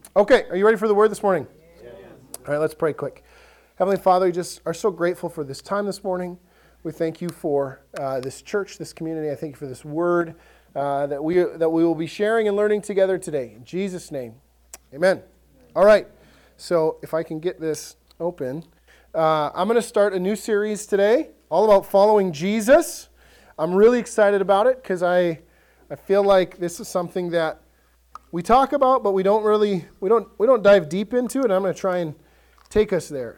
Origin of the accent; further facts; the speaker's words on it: Ellsworth, Wisconsin, United States; I grew up in Ellsworth, and your options in Ellsworth were Subway or Dairy Queen.